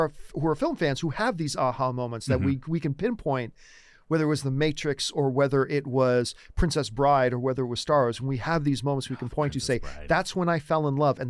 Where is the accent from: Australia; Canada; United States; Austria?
Canada; I'm Canadian